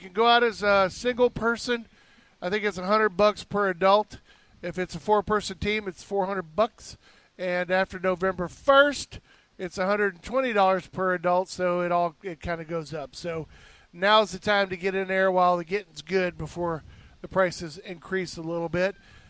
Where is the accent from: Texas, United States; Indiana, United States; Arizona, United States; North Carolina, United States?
Texas, United States; now in Hillsborough County, Florida, United States; where I grew up in Texas, there was Tomball Waller Road.